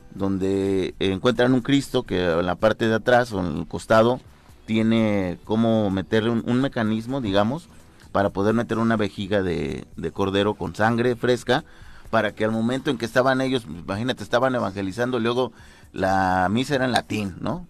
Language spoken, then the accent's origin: Spanish; Tezoyuca, Morelos, Mexico; de donde yo soy, en Tezoyuca